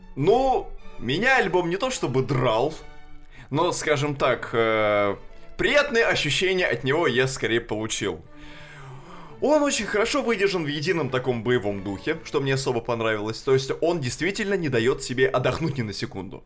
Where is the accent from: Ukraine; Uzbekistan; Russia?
Russia; Kashira, Moscow Oblast; born or raised there